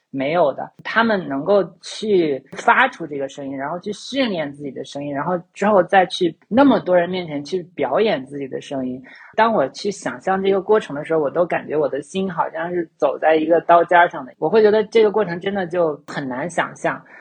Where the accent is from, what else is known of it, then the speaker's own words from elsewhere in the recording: China; 我在中国长大